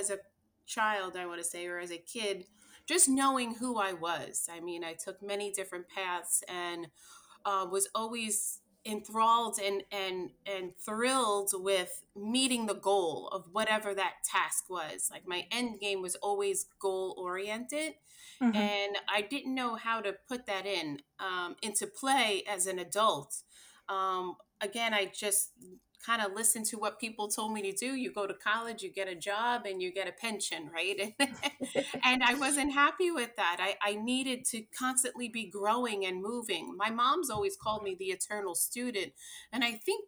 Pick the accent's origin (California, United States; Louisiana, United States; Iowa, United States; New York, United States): New York, United States; Long Island; moved away; born and raised here in New York on Long Island